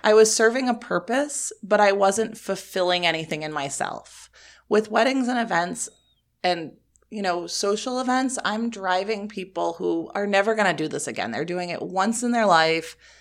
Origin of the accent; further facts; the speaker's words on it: Rhode Island, United States; moved away; I am originally from Rhode Island